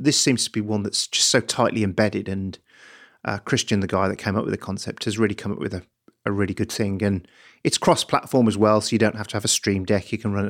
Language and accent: English; Birmingham, West Midlands, United Kingdom; I'm from Birmingham.